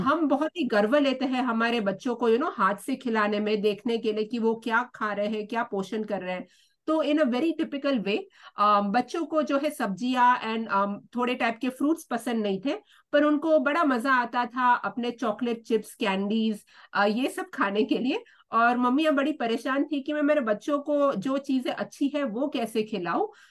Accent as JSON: {"language": "Hindi", "town": "Mumbai", "region": "Maharashtra", "country": "India", "moved": "yes", "lives_now": "Australia", "said": "मैं मुंबई से आती हूँ"}